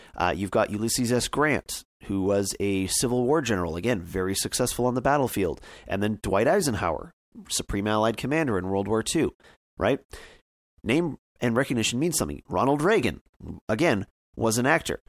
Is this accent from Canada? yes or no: yes; Canada